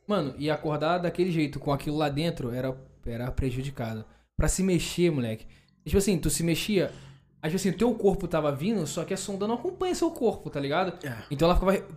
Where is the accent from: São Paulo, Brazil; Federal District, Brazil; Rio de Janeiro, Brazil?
Rio de Janeiro, Brazil; a gente é carioca